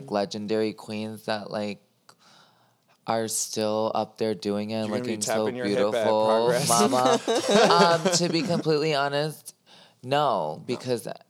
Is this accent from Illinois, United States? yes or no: yes; Chicago, Illinois, United States; moved away as an adult; I grew up in the Northwest suburbs, and then I turned 18 and moved to the city.